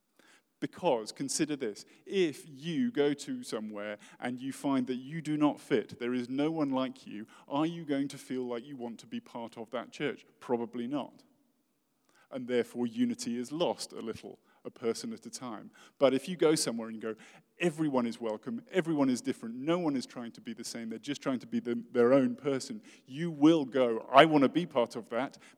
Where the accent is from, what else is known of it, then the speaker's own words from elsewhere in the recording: United Kingdom; I'm British and I'm really posh